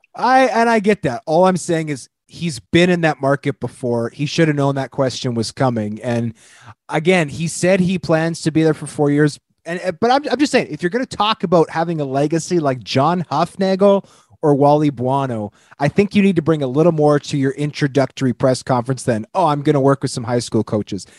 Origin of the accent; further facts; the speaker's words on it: Canada; As a Canadian